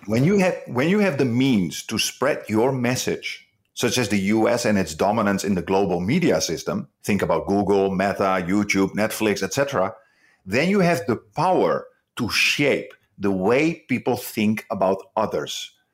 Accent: Netherlands; now in Malaysia; I come from the Netherlands

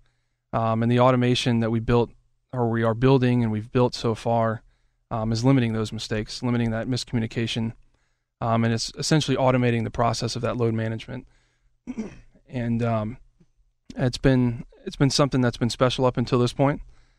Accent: Alabama, United States; also born or lived in Washington, D.C. / Florida; now in Pittsburgh, United States; I was born in D.C., Washington, D.C., and then I grew up in Alabama for a number of years.

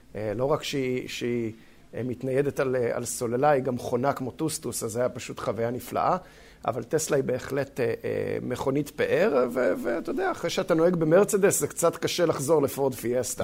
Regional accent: Israel; moved away; לנו כישראלים

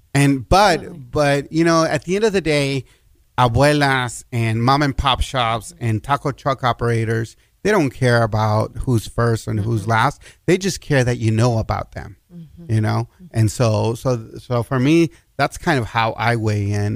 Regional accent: El Paso, Texas, United States; it's also my hometown

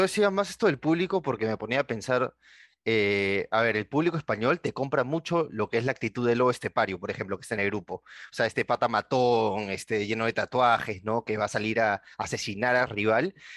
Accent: Peru

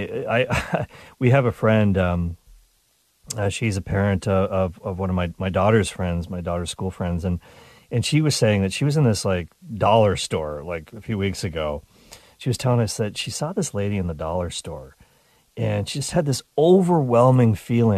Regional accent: Canada; I'm Canadian

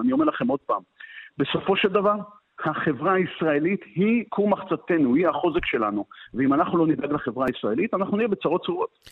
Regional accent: Hadera, Haifa District, Israel; אני מחדרה במקור

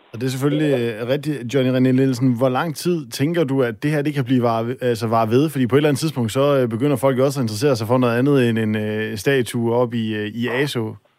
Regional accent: North Jutland, North Denmark Region, Denmark; jeg er selv op fra Nordjylland

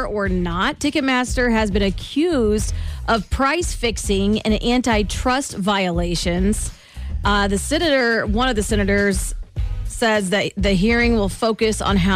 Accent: Lee's Summit, Missouri, United States; Let's take back our hometown, Lee Summit

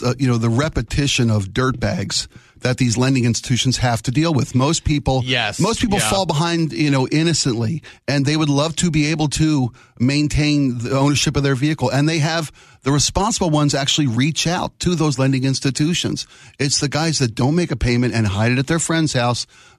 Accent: Baltimore, Maryland, United States; moved away as an adult; also born or lived in Florida; It was mid-80s. That's how old I am. And I went to Florida to get away from an unhappy situation in my hometown of Baltimore.

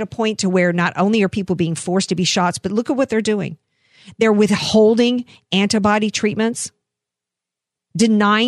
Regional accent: the South, United States; I come up from the South, I'm sensitive to bad Southern accents

